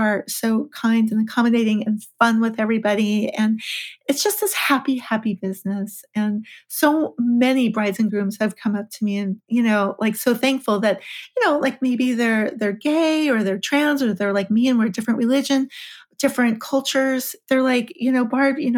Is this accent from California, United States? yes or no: yes; Los Angeles, California, United States; I'm from LA, I'm from California